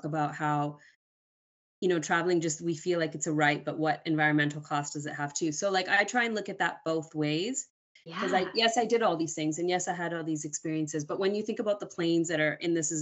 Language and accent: English; Canada; I was born in Canada